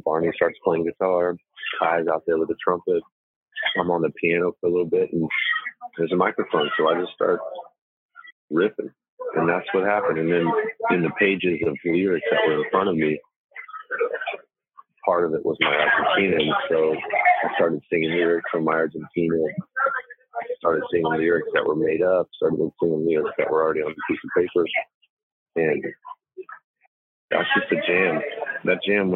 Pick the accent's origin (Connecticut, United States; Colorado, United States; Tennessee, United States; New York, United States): Tennessee, United States; Old Hickory; when I grew up in Old Hickory, Tennessee, we grew up on Cleve Street